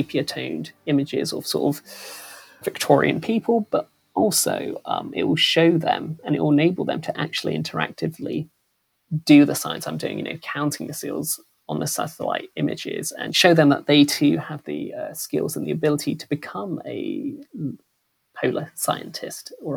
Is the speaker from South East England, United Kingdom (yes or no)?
yes; Reading, South East England, United Kingdom; growing up in Reading, I had a very sort of diverse cohort of friends from all over the world